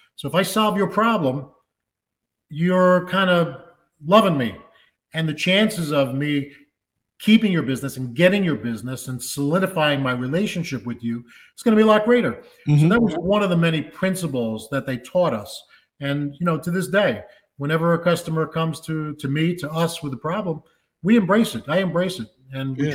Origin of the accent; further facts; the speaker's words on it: New York City, New York, United States; I grew up in the Bronx